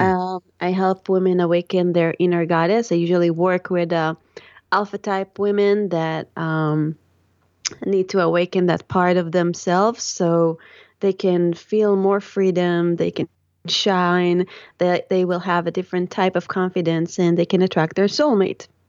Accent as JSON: {"language": "English", "town": "Tel Aviv", "region": "Tel Aviv District", "country": "Israel", "tie": "born or raised there", "said": "I grew up, um, in the Holy Land of Israel and in the Sin City of Tel Aviv"}